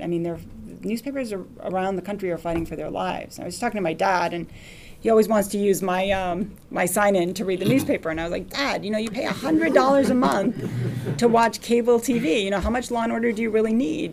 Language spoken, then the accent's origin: English; United States; I'm an American